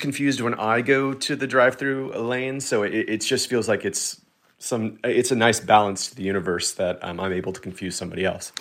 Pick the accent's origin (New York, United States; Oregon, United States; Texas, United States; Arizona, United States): Texas, United States; I grew up in Texas, which is, you know, very much car forward